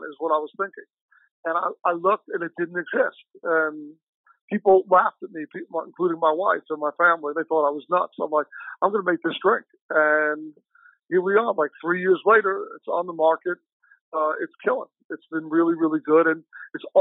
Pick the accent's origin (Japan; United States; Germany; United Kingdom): United States; New York; now in Chicago, United States; I'm originally from New York, I live in Chicago